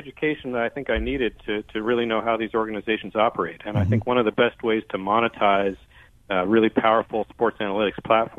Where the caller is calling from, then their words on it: Brooklyn, New York, United States; Brooklyn, New York.